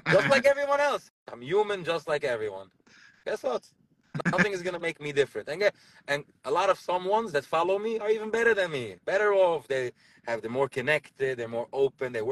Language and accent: English; Borough Park, New York, United States; i saw it when i was young i grew up in Borough Park over here, a boy doesn't talk to a girl, and a girl doesn't talk to a boy.